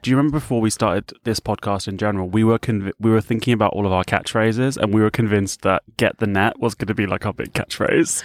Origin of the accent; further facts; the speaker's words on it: United Kingdom; I'm from the U K.